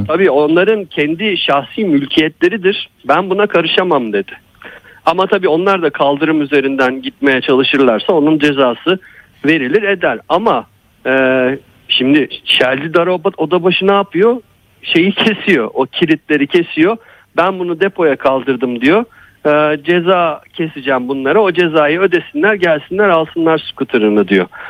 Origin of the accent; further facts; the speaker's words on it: Kadıköy, Istanbul, Turkey; ben de bir Kadıköylüyüm